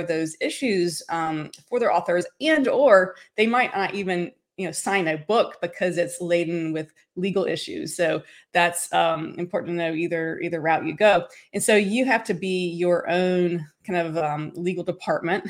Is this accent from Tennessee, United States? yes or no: yes; Tennessee, United States; moved away as an adult; also born or lived in Nashville, Tennessee; now in Los Angeles, United States; I'm originally from Tennessee and I got my start in Tennessee in Music City, USA. That's where I'm originally from.